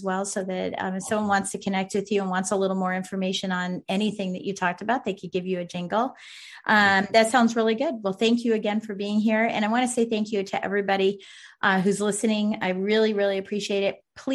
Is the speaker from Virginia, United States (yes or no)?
yes; Virginia, United States; my hometown or my home state of Virginia